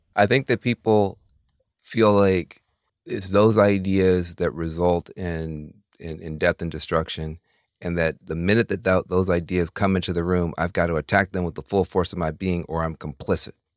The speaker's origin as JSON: {"language": "English", "region": "the South", "country": "United States", "tie": "born or raised there", "said": "I grew up in the in the South"}